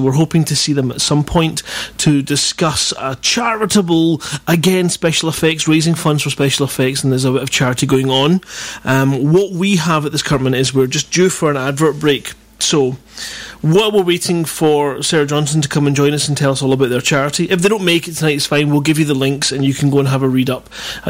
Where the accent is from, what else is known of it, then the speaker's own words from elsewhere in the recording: Scotland, United Kingdom; I'm Scottish